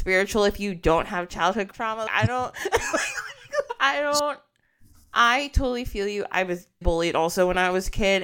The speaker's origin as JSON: {"language": "English", "region": "New Jersey", "country": "United States", "tie": "born or raised there", "said": "I was born here in the United States"}